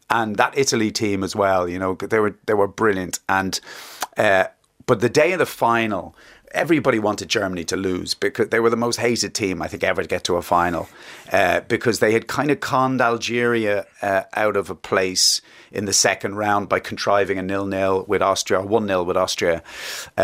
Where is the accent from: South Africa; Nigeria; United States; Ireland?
Ireland; Ballybrack, Leinster; also born or lived in Luton, England; where I grew up in Ballybrack, We grew up on a council estate in Ballybrack